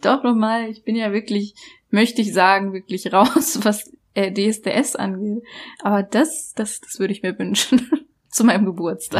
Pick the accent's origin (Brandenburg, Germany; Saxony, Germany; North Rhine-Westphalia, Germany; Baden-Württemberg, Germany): Baden-Württemberg, Germany; Black Forest; bei uns im Schwarzwald